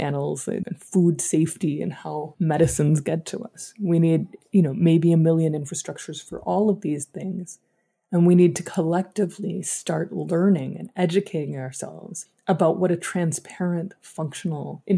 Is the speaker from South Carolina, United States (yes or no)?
no; Dallas, Texas, United States; I grew up in Dallas, Texas, where I currently live